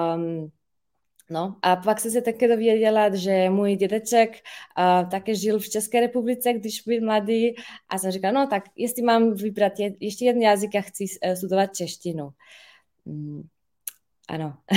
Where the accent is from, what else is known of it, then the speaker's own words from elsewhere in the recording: Ljubljana, Slovenia; first language Slovenian; Czech is a second language; já jsem ze Slovinska, eh, z Lublany.